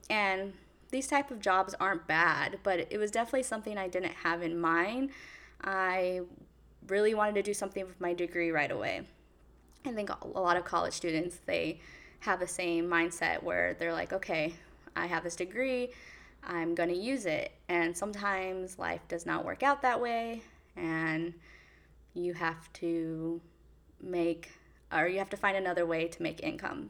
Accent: California, United States; moved away as an adult; now in New York City, United States; I am born and raised in California, and I just took the leap and moved to New York City

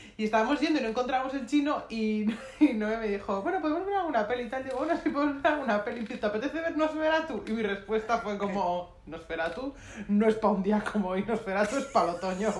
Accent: Madrid, Community of Madrid, Spain; soy madrileña, acostumbrada al calor seco

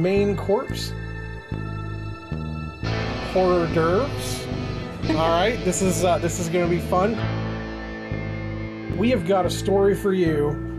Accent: United States; As an American, all right, I bleed red, white, and blue.

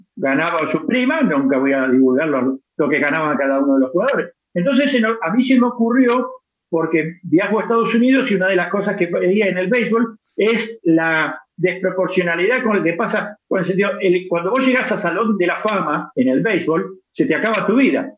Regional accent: Argentina; now in Spain; yo soy argentino

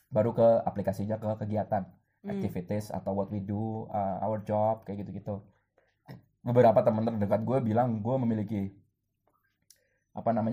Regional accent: East Java, Indonesia; terus kayak gue Islam gue Indonesia gue Jawa Timur

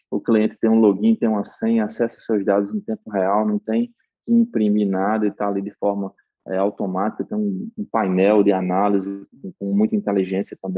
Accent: Northeast Region, Brazil; accent: Nordeste; porque eu tenho um sotaque arrastado, né

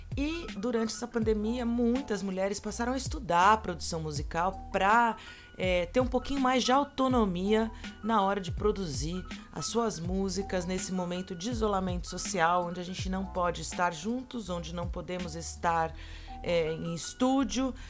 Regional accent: São Carlos, São Paulo, Brazil; São Carlos, interior de São Paulo, minha terra natal

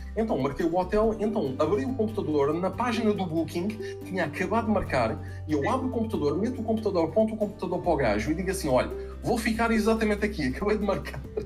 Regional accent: Portugal; eu sou português

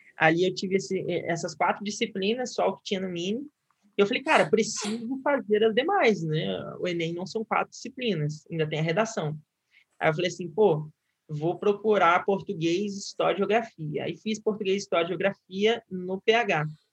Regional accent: Guaratinguetá, São Paulo, Brazil; moved away as an adult; now in Rio de Janeiro, Brazil; eu sou do interior de São Paulo, né? Acho que eu não comentei isso, sou de Guaratinguetá

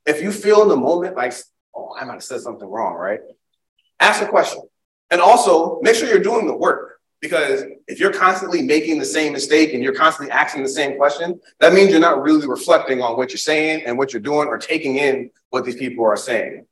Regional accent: Springfield, Massachusetts, United States; now in Charlotte, United States; I'm from Springfield, Massachusetts. I live in Charlotte. I'm a transplant, but now I live in Charlotte, North Carolina. But I'm from Springfield, Massachusetts.

